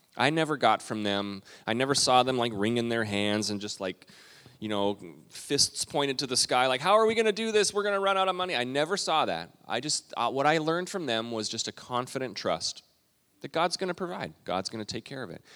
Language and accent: English; Calgary, Alberta, Canada; moved away; I grew up, my dad was a pastor in Western Canada. I'm a Canadian